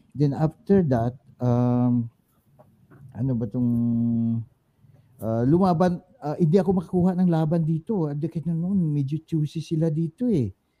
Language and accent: Tagalog; Himamaylan, Western Visayas, Philippines; moved away; also born or lived in Murcia, Negros Occidental / Bacolod; Sa Morsia, Morsia, Bacolod Morsia. Doon ako actually nanggaling. Pero pero sa Himamaylan ako pinanganak